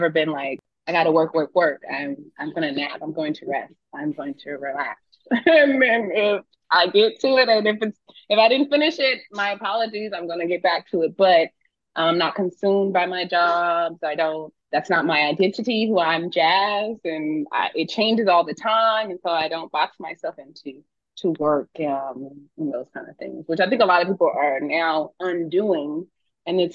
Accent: United States; moved away as an adult; I'm American

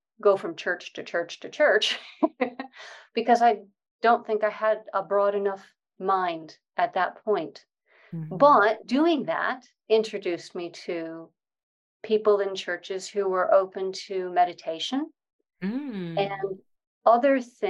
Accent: Connecticut, United States; moved away as an adult; now in United Kingdom; I grew up in Connecticut in the States in a bit of a privileged background

